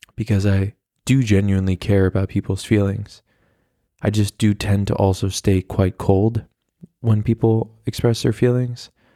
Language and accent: English; United States; now in Berlin, Germany; as an American